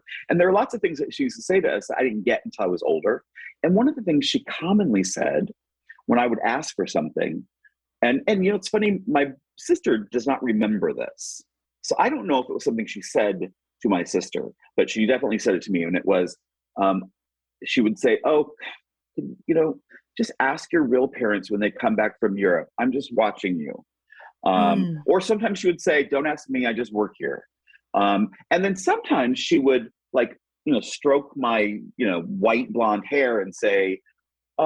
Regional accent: Indianapolis, Indiana, United States; moved away; also born or lived in New York; I'm 55 and I am from Indianapolis.

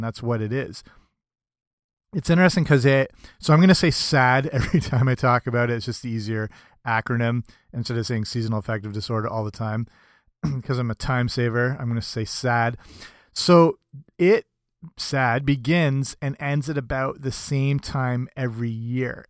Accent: Canada; I'm Canadian

